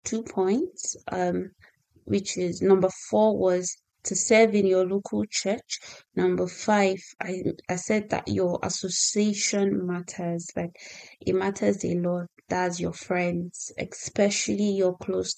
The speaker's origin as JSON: {"language": "English", "country": "Nigeria", "moved": "as an adult", "lives_now": "United Kingdom", "said": "I'm a Nigerian lady who moved to the UK some time ago."}